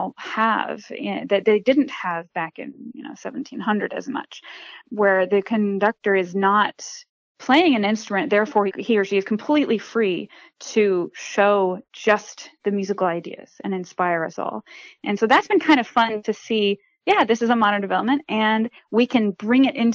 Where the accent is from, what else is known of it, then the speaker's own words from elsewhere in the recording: Virginia, United States; I'm from Virginia originally.